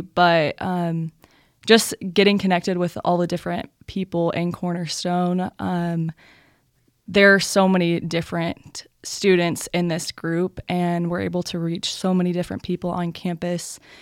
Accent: Louisville, Texas, United States; I'm from Louisville, Texas

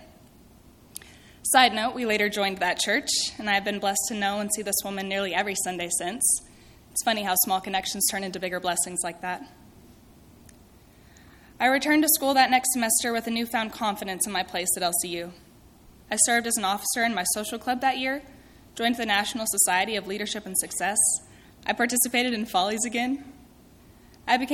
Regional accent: southeastern New Mexico, United States; moved away as an adult; also born or lived in Texas; I do come from a small town in southeastern New Mexico, and I love my little town dearly.

